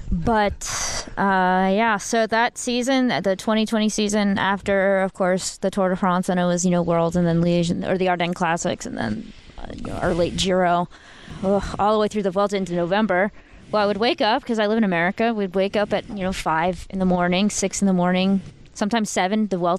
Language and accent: English; United States; being American